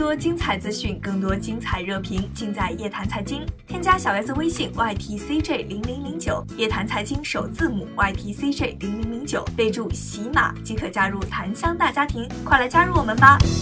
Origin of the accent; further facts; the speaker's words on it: Ningbo, Zhejiang, China; also born or lived in Shanghai; 我们宁波那边的人还特别爱吃臭的